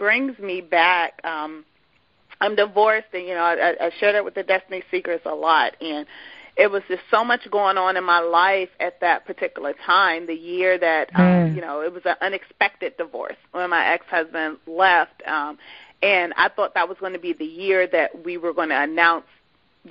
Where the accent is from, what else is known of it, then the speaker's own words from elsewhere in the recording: Washington, District of Columbia, United States; moved away as an adult; also born or lived in Dallas-Fort Worth area; I'm from the Washington, D.C. area, and I was going to the Dallas-Fort Worth area